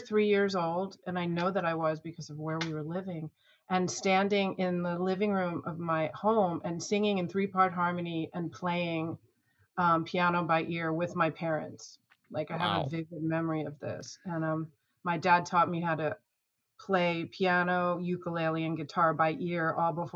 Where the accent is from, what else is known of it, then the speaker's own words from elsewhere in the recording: Long Island, New York, United States; moved away as an adult; also born or lived in New England; now in Southern California, United States; I grew up on Long Island and all over New York and went to school in New England